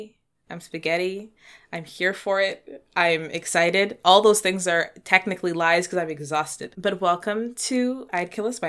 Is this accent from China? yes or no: no; Toronto, Ontario, Canada; For context, also, we are Toronto people from Toronto. These are Toronto specifics.